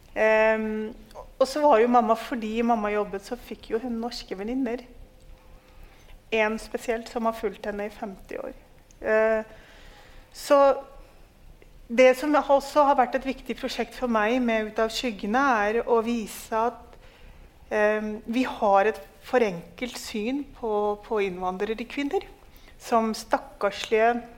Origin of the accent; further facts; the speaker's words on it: Norway; fordi jeg er en nordmann som alltid har tenkt ja, men hallo, altså du bor i Norge